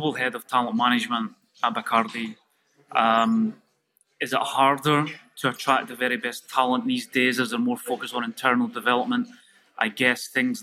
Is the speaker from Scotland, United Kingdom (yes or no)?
yes; Scotland, United Kingdom; being very Scottish and being an engineer